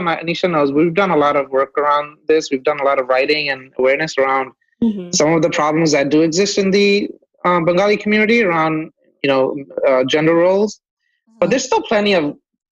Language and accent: English; New York City, New York, United States; I grew up in Brooklyn. I grew up in Kensington, but I left there in 2005